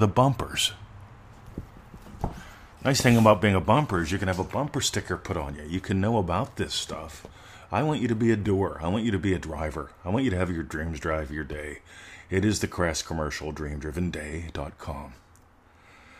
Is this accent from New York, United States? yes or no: no; Pennsylvania, United States; moved away as an adult; now in Australia; I grew up in Pennsylvania. Moving to Australia